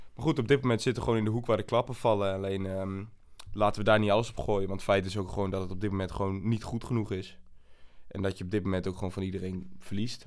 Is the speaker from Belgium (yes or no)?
no; Almelo, Overijssel, Netherlands; moved away as an adult; also born or lived in south of the Netherlands / Groningen; Ik eh, kom uit Almelo. Ik ben geboren in het zuiden van het land. Maar ben eigenlijk op mijn jaar leeftijd ben ik al naar Almelo gekomen.